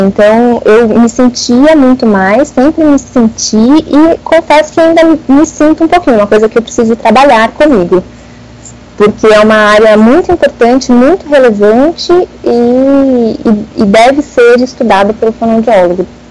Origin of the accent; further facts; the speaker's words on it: São Paulo, Brazil; sou aqui de São Paulo, né, da capital